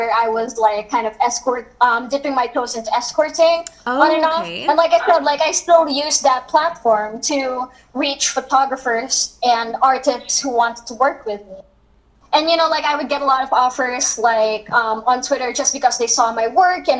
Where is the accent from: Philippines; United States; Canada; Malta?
Philippines; as a Filipino, you know that like here in the Philippines it's quite conservative